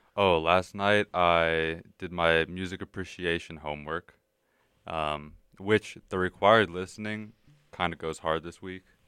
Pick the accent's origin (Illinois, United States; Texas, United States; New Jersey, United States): Texas, United States; moved away; I'm from Texas